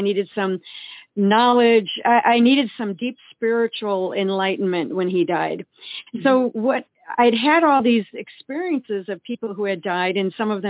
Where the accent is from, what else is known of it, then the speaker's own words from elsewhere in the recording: Eau Claire, Wisconsin, United States; We grew up in Eau Claire, Wisconsin